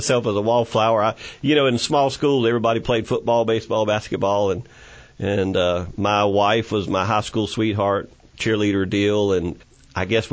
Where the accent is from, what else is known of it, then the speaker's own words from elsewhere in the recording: Chocowinity, North Carolina, United States; born and raised in Beaufort County, a little small town, Chocowinity, right close to Greenville